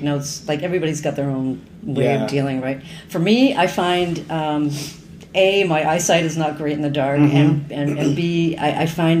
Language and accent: English; Burlington, Ontario, Canada; also born or lived in Hamilton; I grew up in Burlington, and I went to high school in Hamilton.